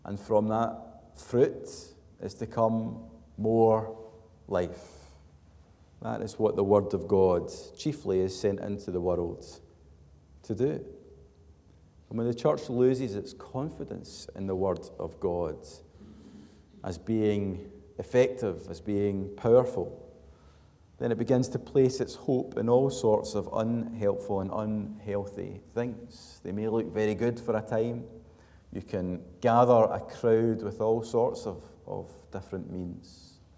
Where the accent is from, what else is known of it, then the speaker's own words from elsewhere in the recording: Glasgow, Scotland, United Kingdom; a Glaswegian